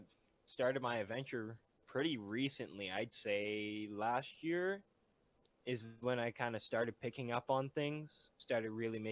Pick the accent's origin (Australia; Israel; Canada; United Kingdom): Canada; Ottawa, Ontario; born there; Okay, so I was born in Renfrew, or no, born in Ottawa, and then kind of moved around a lot throughout the life.